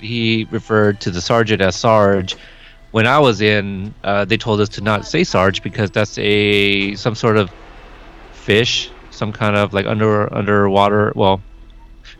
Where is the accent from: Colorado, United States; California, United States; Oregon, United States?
Oregon, United States; also born or lived in Texas; So I'm from Oregon